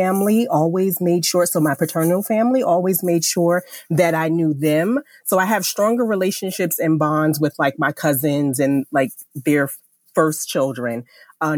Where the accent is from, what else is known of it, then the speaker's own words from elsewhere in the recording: Jersey City, New Jersey, United States; I grew up in Jersey City, New Jersey